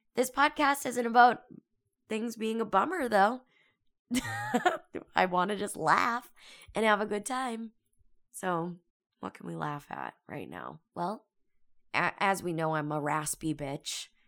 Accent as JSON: {"language": "English", "town": "Boston", "region": "Massachusetts", "country": "United States", "moved": "as an adult", "lives_now": "California, United States", "said": "I'm from Boston. I'm out here in California for school"}